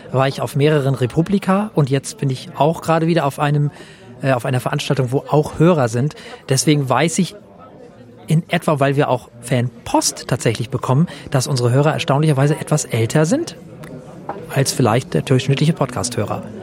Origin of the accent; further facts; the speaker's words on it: Flensburg, Schleswig-Holstein, Germany; Ich komme aus Deutschland, allerdings aus Flensburg, was bedeutet, dass ich deutscher Staatsbürger dänischer Nationalität bin.